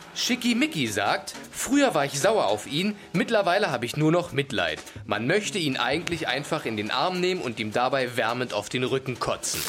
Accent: East Germany, Germany; Ich war aus dem Osten

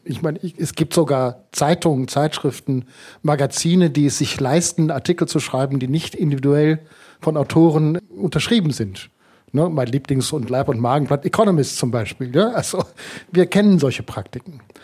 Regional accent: Germany; bei uns in Deutschland

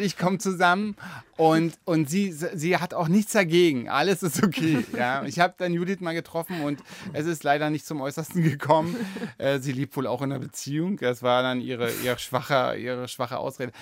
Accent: Germany; now in Berlin, Germany; ich, bin ja auch noch aufgewachsen in der DDR

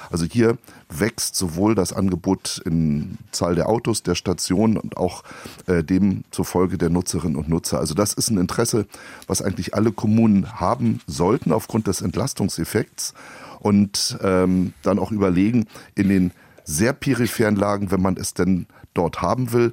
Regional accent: Berlin, Germany; born there; Ich bin gebürtiger Berliner

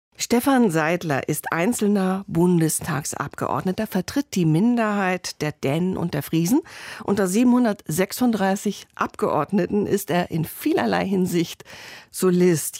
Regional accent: Northern Germany, Germany; Ich komme selbst aus dem Norden

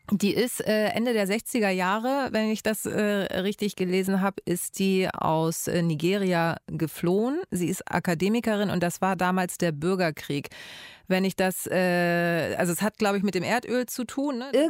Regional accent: Hamburg, Germany; Meine Eltern stammen aus Griechenland. Ich komme aus Hamburg. Bin also ein bisschen beides. Griechische Hamburgerin oder andersrum. Im Bürokratendeutsch Mensch mit Migrationshintergrund.

